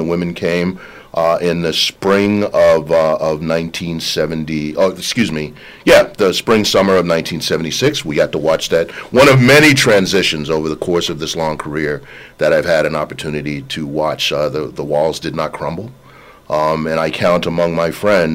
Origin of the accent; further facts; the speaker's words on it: New Jersey, United States; I grew up in New Jersey